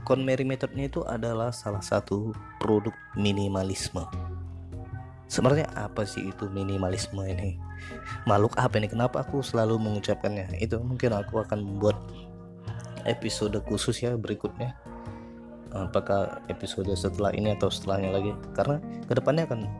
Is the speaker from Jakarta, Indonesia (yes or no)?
yes; South Jakarta, Jakarta, Indonesia; soalnya aku anak Jaksel aku itu tinggal di Jakarta Selatan